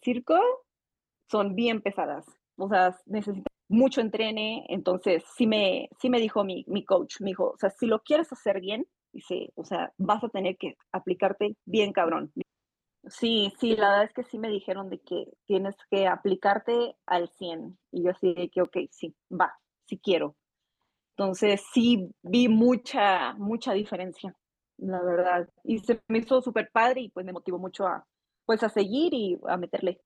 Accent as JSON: {"language": "Spanish", "town": "Saltillo", "region": "Coahuila", "country": "Mexico", "tie": "born or raised there", "also_born_or_lived": "Playa del Carmen", "moved": "as an adult", "lives_now": "Mexico City, Mexico"}